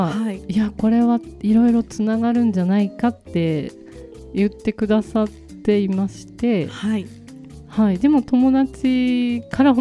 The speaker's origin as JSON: {"language": "Japanese", "town": "Sendai", "region": "Miyagi", "country": "Japan", "tie": "born or raised there", "moved": "as an adult", "lives_now": "Shichigahama, Japan", "said": "私あの、はい、仙台出身で、はい、あの七ヶ浜は嫁に嫁いだんですけ"}